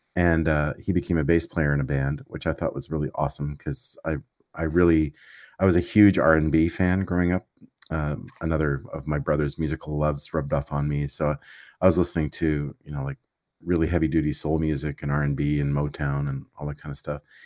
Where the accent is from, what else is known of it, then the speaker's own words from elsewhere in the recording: Quebec, Canada; I grew up in Quebec, so I speak French